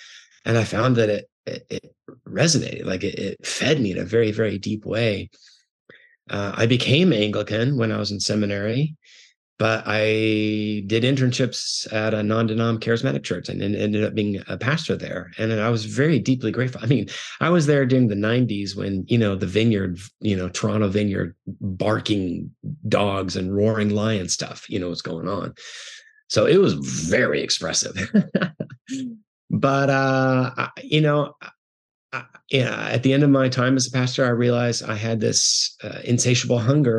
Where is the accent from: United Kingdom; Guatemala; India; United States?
Guatemala; I was raised in the Bible church world. I grew up in Guatemala, which is a predominantly Roman Catholic world.